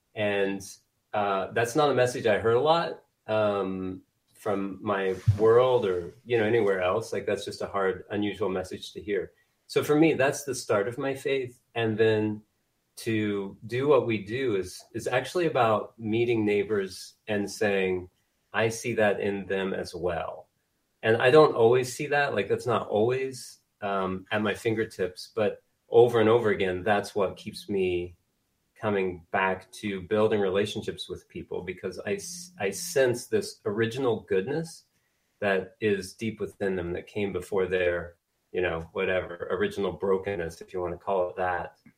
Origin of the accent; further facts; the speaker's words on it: Indiana, United States; moved away as an adult; now in Wichita, United States; I grew up in Indiana. Uh, moved to Wichita, Kansas in 1996 as an undergraduate student